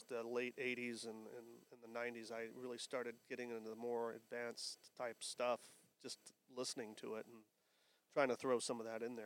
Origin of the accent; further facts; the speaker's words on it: Maumee, Ohio, United States; moved away as an adult; now in Phoenix, United States; I was born and raised in Maumee, Ohio. It's a suburb of Toledo, Ohio